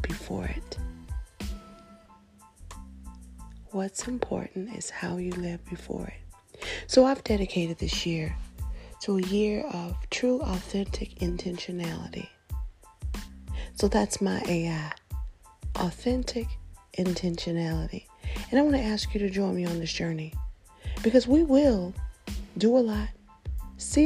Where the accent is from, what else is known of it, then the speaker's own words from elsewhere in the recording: Nashville, Tennessee, United States; I grew up in the United States, born in the city of Nashville, located in the state of Tennessee